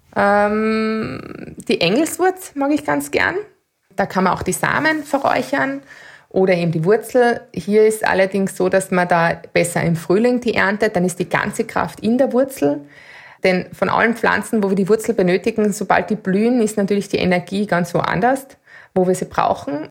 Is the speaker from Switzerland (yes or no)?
no; Austria; bei uns in Österreich